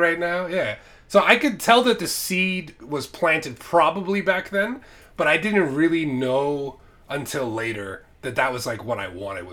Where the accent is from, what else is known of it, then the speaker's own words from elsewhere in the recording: United States; also born or lived in Islamabad, Pakistan; I lived in Islamabad when I was a kid. I was born in America, then we moved to Pakistan for a few years